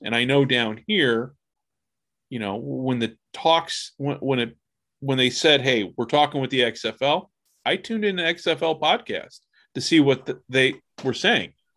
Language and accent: English; United States; speaking as an American